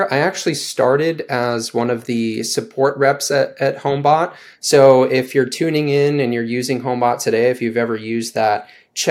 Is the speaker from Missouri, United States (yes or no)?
yes; St. Louis, Missouri, United States; also born or lived in Denver; moved back home to St. Louis